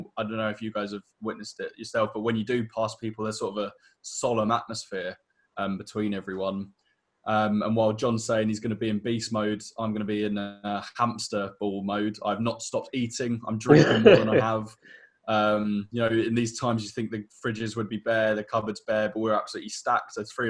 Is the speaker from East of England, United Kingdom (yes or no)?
yes; Essex, East of England, United Kingdom; moved away as an adult; also born or lived in London; I have moved down to Essex, my hometown in Essex on the coast